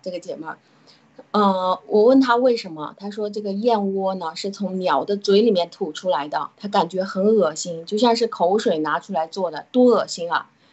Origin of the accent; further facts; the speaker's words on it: China; 我们中国人